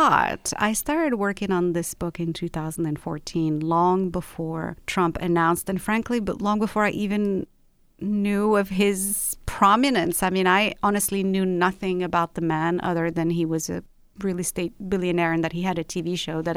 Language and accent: English; Rabat, Rabat-Salé-Kénitra, Morocco; also born or lived in London; now in Los Angeles, United States; I was born and raised in Rabat, which is the capital of Morocco.